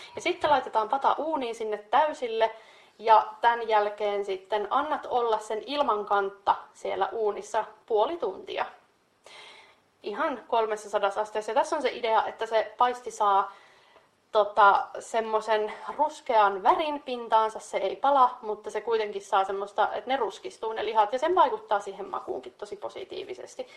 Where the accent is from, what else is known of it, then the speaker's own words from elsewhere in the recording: North Karelia, Finland; meillä Pohjois-Karjalassa